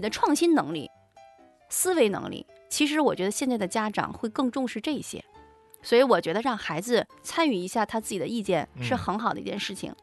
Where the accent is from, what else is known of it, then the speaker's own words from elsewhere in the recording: Tangshan, Hebei, China; 我们唐山的工业博物馆